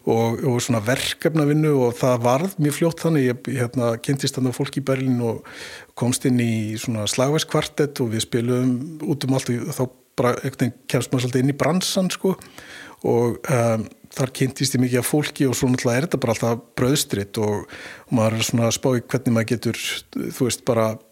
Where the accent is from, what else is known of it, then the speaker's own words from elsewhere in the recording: Mosfellsbær, Capital Region, Iceland; also born or lived in Vesturbær, Reykjavík; ég holst upp í Moselsbæ og uh, í varmárskóla